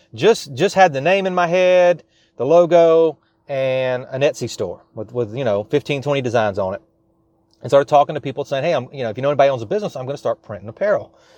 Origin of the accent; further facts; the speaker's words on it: South Louisiana, United States; I am from South Louisiana